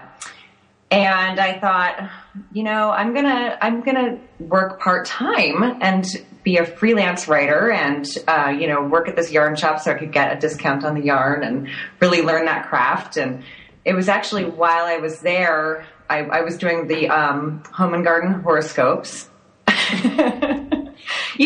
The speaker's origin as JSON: {"language": "English", "town": "Thousand Oaks", "region": "California", "country": "United States", "tie": "born or raised there", "said": "I grew up in Thousand Oaks, California, in Southern California"}